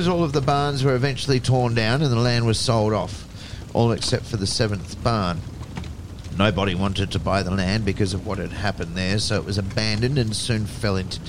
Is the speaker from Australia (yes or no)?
yes; Adelaide, South Australia, Australia; moved away; also born or lived in Melbourne; I grew up in South Australia, in Adelaide